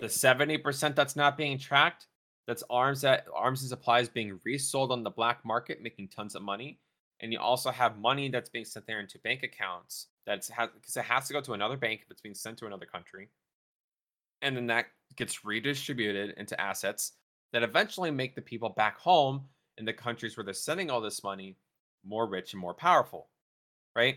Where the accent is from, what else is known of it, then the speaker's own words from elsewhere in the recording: Texas, United States; now in North Dakota, United States; my state I'm from, Texas